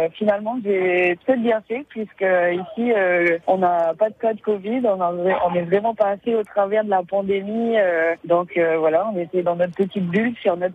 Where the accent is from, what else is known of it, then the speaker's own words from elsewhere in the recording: St. Pierre & Miquelon; also born or lived in Basque Country, France / Brittany, France; je viens euh, de Saint-Pierre-et-Miquelon, je suis née à Saint-Pierre-et-Miquelon.